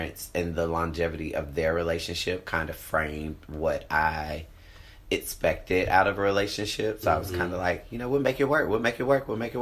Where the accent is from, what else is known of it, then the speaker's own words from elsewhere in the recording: Atlanta, Georgia, United States; I'm from Atlanta. I live in Atlanta.